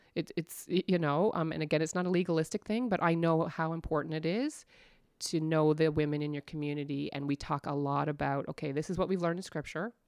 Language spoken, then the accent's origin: English; Stouffville, Ontario, Canada; moved away as an adult; also born or lived in Kitchener-Waterloo, Ontario; now in Newfoundland, Canada; I was born in Kitchener, Waterloo in Ontario, and, but I grew up in Stouffville